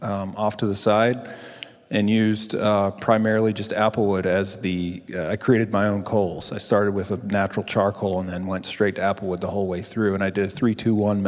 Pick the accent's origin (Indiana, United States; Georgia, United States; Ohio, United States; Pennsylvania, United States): Pennsylvania, United States; Philadelphia; moved away as an adult; now in North Carolina, United States; I'm from Philly